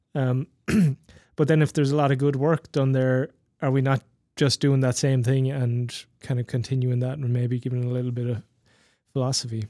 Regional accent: west and south of Ireland, Ireland; growing up in Ireland, in, particularly in the, in the west and the south of Ireland

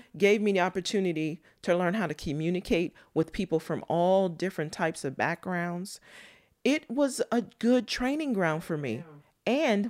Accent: Mocksville, North Carolina, United States; born there; I think it comes from, I was born in Moxville, North Carolina. If you look it up, it's maybe 10 square miles. It's a small town. At the time I was there, it was one red light and red dirt.

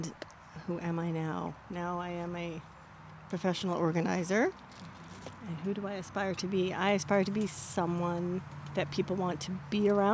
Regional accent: Edmonton, Alberta, Canada; I was born in Edmonton. My parents were born in Edmonton. My grandmother was born in Edmonton. Actually, my grandfather was born just outside of Edmonton. So I'm pretty much an Edmonton person, and I can't really imagine living anywhere else

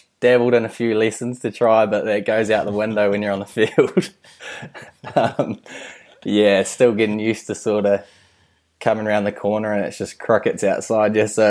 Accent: Whanganui, Manawatū-Whanganui, New Zealand; moved away as an adult; also born or lived in Lincoln; had an awesome bunch of mates and a lot of family in Whanganui, so it was an awesome place to grow up.

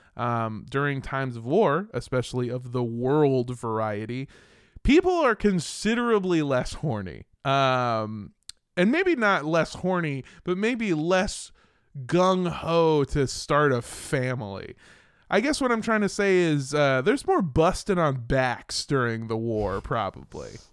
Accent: Los Angeles, California, United States; I grew up in Los Angeles, California

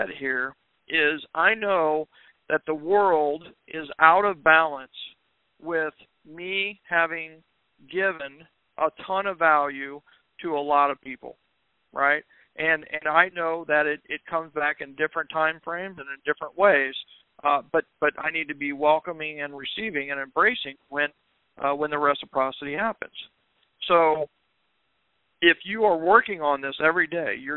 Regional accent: Kansas, United States; moved away; I'm from Kansas originally

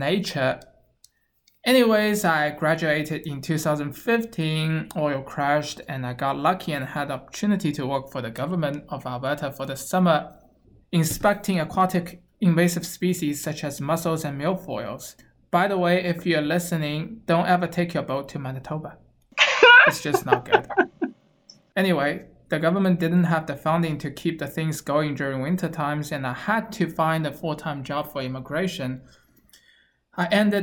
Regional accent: Shanghai, China; moved away as an adult; I was born and raised in Shanghai, China

